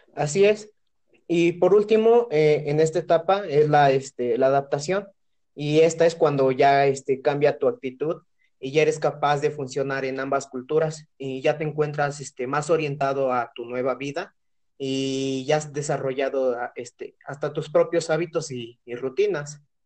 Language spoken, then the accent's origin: Spanish; Mexico; soy de Santorum